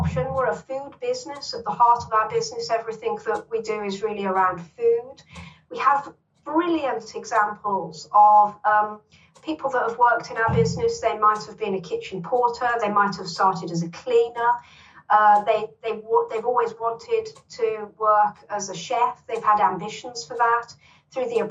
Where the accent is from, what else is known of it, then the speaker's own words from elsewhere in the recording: Birmingham, West Midlands, United Kingdom; I grew up in Longbridge in Birmingham, which Longbridge, is where Longbridge Car Plant was, on the outskirts of Birmingham, very working